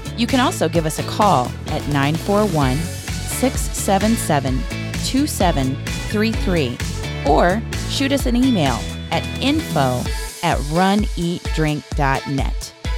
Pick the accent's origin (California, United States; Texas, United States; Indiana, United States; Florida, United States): Florida, United States; we're from Florida